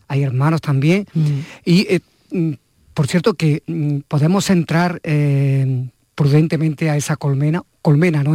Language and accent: Spanish; Andalusia, Spain; como andaluz